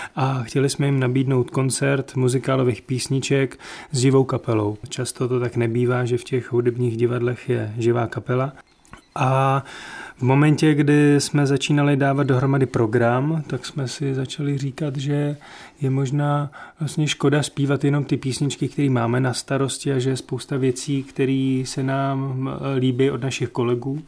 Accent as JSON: {"language": "Czech", "country": "Czechia", "said": "já jsem úplně menšinový Čech"}